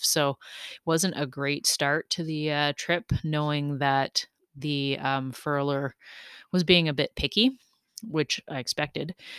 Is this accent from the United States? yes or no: no; Canada; We all had our Canadian flags